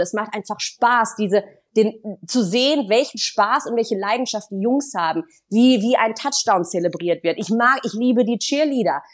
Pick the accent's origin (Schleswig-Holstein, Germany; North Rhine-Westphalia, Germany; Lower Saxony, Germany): North Rhine-Westphalia, Germany; Düsseldorf; gebürtig kommen wir aus Düsseldorf